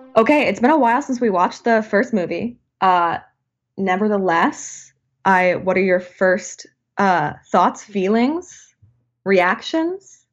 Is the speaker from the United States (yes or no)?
yes; Saint Paul, Minnesota, United States; we are from Minnesota, Saint Paul, Minneapolis